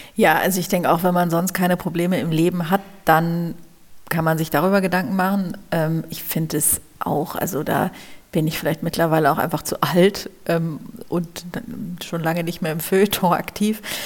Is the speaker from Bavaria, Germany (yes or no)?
no; Hamburg, Germany; now in Berlin, Germany; Ich bin ja Hamburgerin